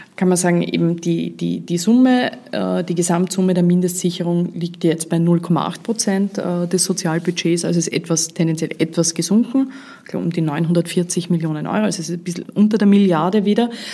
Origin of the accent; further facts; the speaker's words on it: Vorarlberg, Austria; Als Vorarlbergerin